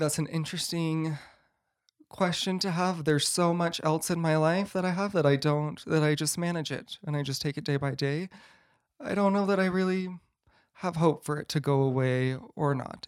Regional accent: Boise, Idaho, United States; I grew up in Boise, Idaho, so just not too far away

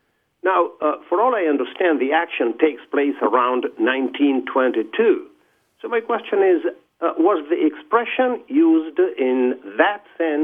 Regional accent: Buenos Aires, Argentina; English is a second language; now in Indianapolis, United States; Originally, Buenos Aires, Argentina.

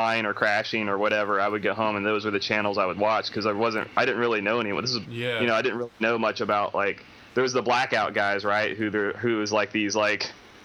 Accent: Atlanta, Georgia, United States; that competition was here, right? Like in my hometown

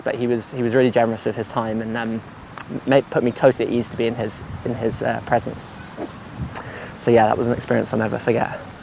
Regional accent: London, United Kingdom; I, I grew up in West London

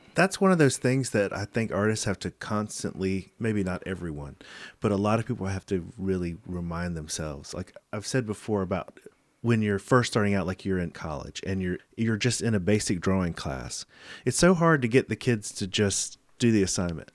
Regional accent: the South, United States; I'm from the South

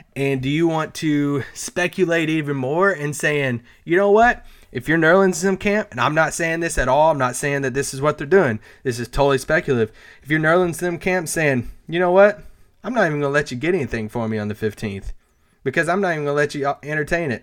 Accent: Kentucky, United States; I'm from Kentucky

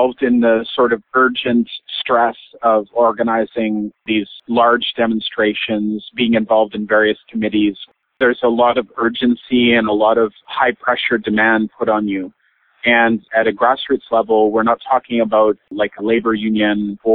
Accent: British Columbia, Canada; moved away; also born or lived in Montreal, Quebec; where I grew up in British Columbia.

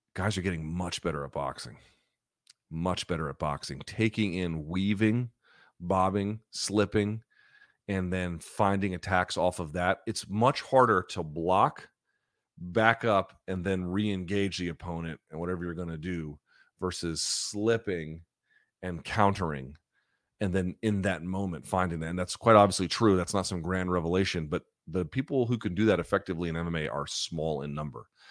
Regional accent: the South, United States; now in Washington, D.C., United States; I grew up in the South, like, the church is community

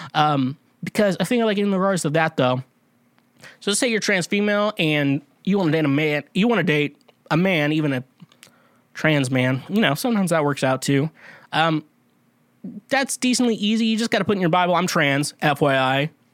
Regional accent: Kansas, United States; I'm from Kansas

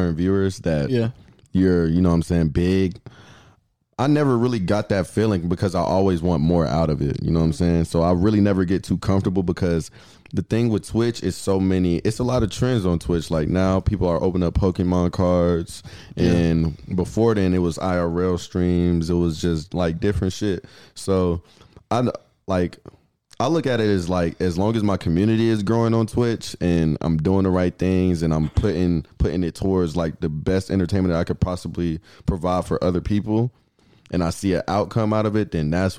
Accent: Riverdale, Georgia, United States; I'm from Riverdale

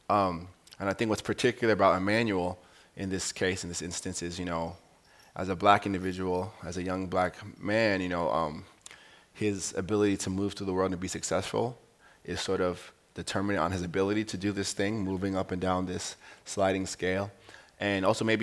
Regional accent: Cape Town, Western Cape, South Africa; I'm coming from Cape Town, South Africa.

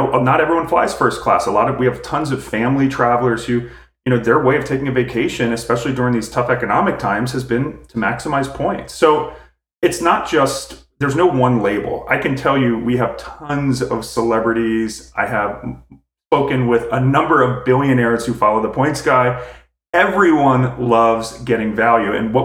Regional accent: outside of Philadelphia, Pennsylvania, United States; I grew up outside of Philadelphia

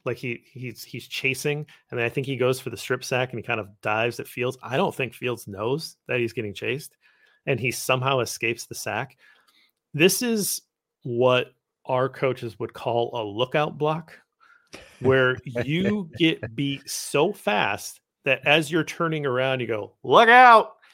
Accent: Midwest, United States; I'm a Midwesterner

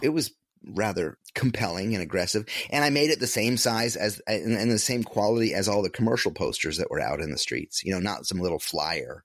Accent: upstate New York, United States; moved away as an adult; my hometown, a little small upstate upstate New York hometown

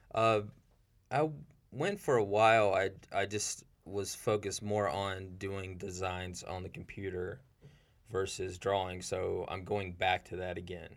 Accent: Seneca, South Carolina, United States; I'm from Seneca, South Carolina. Um, is a pretty rural place in South Carolina

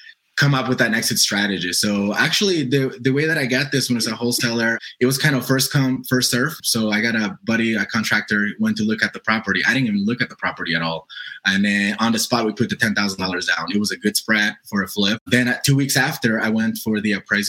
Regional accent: Colorado, United States; I'm from Colorado.

